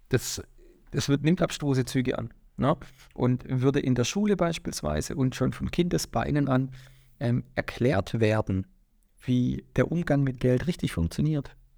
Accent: Swabia, Baden-Württemberg, Germany; also born or lived in Waiblingen; komme aus Schwaben

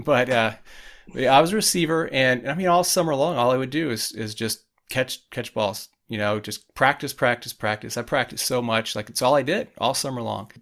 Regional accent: Indiana, United States; I grew up in Indiana in a small town

